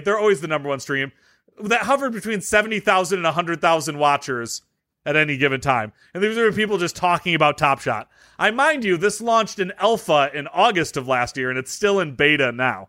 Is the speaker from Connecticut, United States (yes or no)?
no; Detroit, Michigan, United States; I'm from Detroit